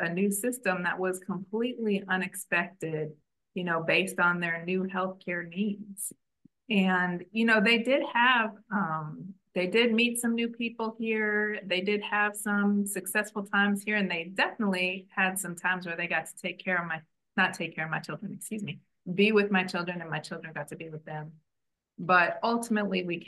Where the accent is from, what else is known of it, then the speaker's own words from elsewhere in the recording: Chicago, Illinois, United States; moved away as an adult; also born or lived in Washington, D.C. area; now in Israel; I've been living in the Washington, D.C. area, but I'm from Chicago